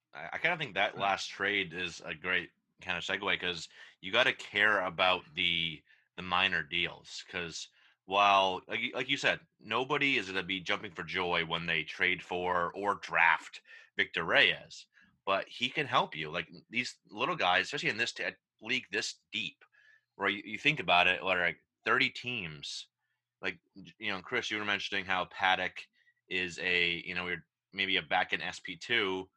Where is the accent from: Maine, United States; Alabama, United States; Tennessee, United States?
Maine, United States; growing up in Maine, uh, the Red Sox Double A affiliate, Portland is 15 minutes from where I grew up and where I still live